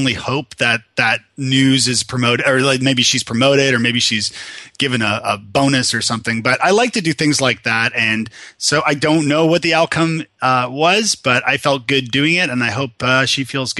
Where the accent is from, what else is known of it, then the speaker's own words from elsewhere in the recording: Toronto, Ontario, Canada; now in Nashville, United States; I am Canadian from Toronto, originally born and bred, and I had a little trip to Ireland where I met this wonderful woman from Tennessee, of all places, and years later ended up marrying her and living here in lovely Nashville, Tennessee.